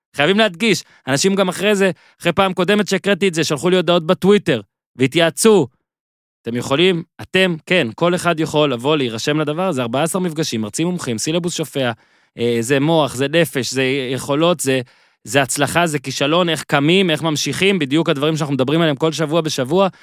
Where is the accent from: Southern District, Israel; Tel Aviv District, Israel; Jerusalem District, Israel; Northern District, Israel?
Northern District, Israel; אני מהצפון